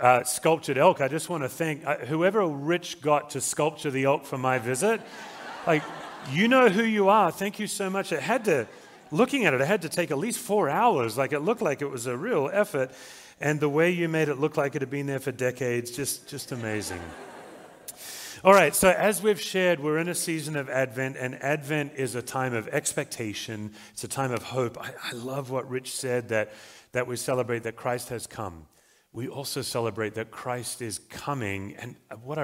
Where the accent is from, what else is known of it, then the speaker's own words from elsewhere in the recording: Australia; now in Colorado, United States; I'm an Australian, as you can probably tell, but I do live in Colorado